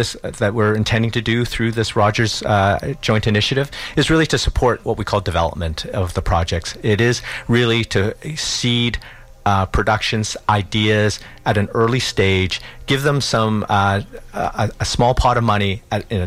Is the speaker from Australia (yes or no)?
no; Victoria, British Columbia, Canada; I'm really from Vancouver Island and grew up mostly in Victoria.